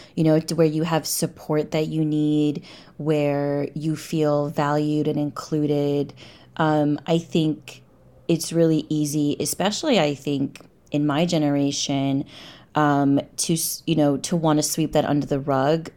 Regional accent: New York, United States; moved away as an adult; also born or lived in London / Cairo, Egypt; I grew up in New York

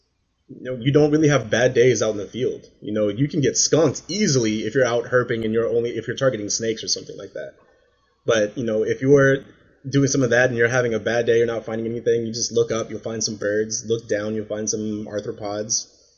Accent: San Antonio, Texas, United States; And where I grew up in San Antonio, our house, I grew up on, I'm an Air Force brat, so I grew up in the Air Force

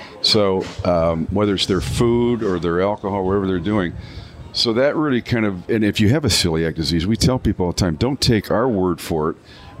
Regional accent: Canada; now in Michigan, United States; even though I'm a Canadian by birth

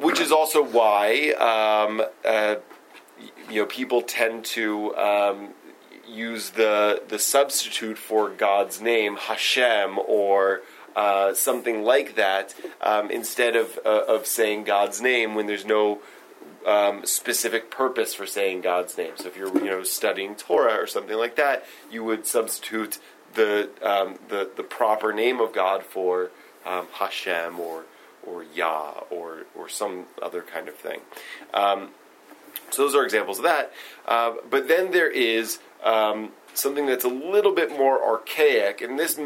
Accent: Stone Mountain, Georgia, United States; I grew up in Stone Mountain, Georgia

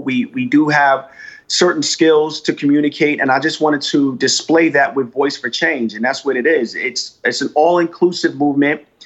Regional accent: United States; my experience as being African American in the United States.

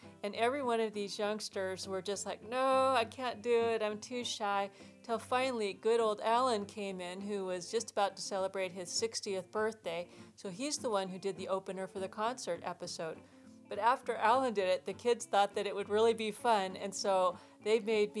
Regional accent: Tacoma, Washington, United States; now in California, United States; Seattle, where I'm from. I'm actually from Tacoma

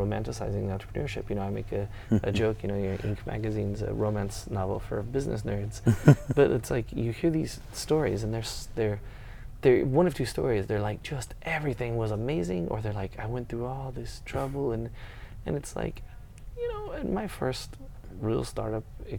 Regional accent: Austin, Texas, United States; I don't say I'm from Texas, I'm from Austin.

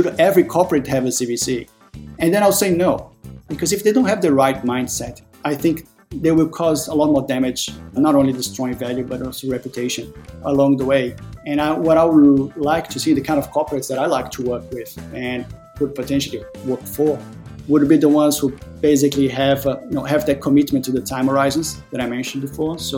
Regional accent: Brazil; moved away as an adult; also born or lived in Australia; now in Denmark; born and raised in Brazil. In my early 20s, moved to Australia, lived there for 17 years, and then have been now for the last 5 years in Denmark.

